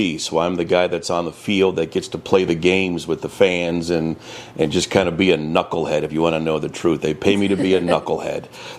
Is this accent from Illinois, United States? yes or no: yes; Chicago, Illinois, United States; I grew up in Chicago